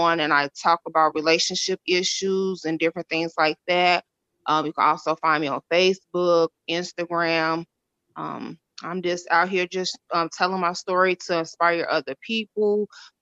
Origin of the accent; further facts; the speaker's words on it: Chicago, Illinois, United States; also born or lived in Decatur, Illinois; I'm from Illinois. It's called Decatur. I moved to Chicago when I was 5